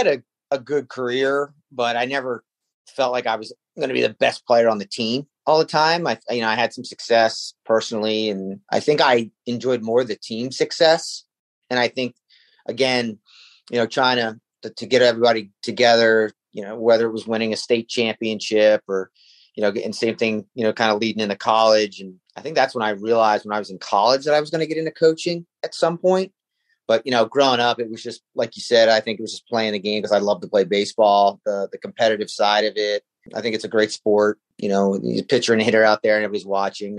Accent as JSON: {"language": "English", "town": "Washington Township", "region": "New Jersey", "country": "United States", "tie": "born or raised there", "said": "starting in South Jersey, I grew up in Washington Township"}